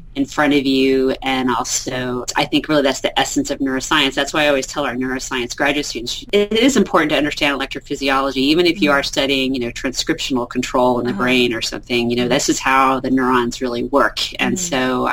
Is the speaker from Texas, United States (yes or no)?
yes; Texas, United States; also born or lived in Oklahoma; I'm a Texan. I've lived here almost all my life, Texas and Oklahoma.